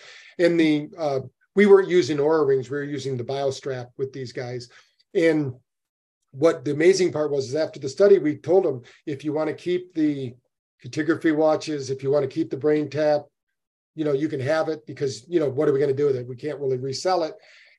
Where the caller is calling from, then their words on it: New Bern, North Carolina, United States; I'm in New Bern, North Carolina. I'm just up from Florida.